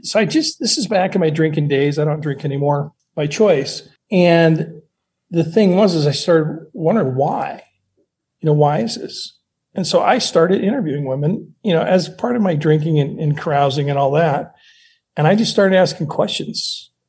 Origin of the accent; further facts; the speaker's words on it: Montana, United States; moved away; also born or lived in Seattle; I grew up in Montana. I moved to Seattle